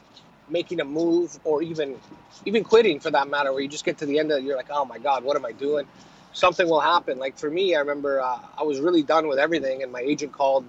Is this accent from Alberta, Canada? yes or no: no; Prince George, British Columbia, Canada; also born or lived in Italy; now in Vancouver, Canada; I grew up in Prince George